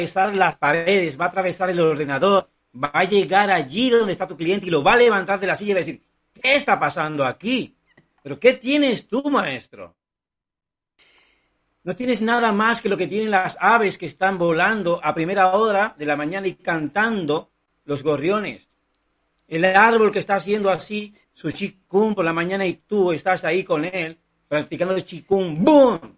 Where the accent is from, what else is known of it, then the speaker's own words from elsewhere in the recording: Cuba; born there; Yo nací en Cuba, no tenía sueños, no tenía posibilidades de alcanzar nada en la vida, ni siquiera viajar.